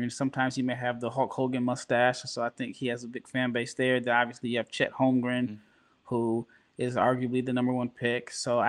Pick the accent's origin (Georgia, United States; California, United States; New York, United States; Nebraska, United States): Nebraska, United States; Even though I'm from Nebraska and Iowa's like the, you know, our next door neighbor that we can't stand.